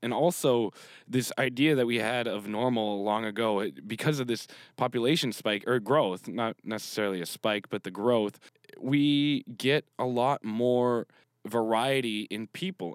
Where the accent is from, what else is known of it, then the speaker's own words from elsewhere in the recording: Canada; I'm from Canada, so I'm used to the cold in the winter because we get real cold.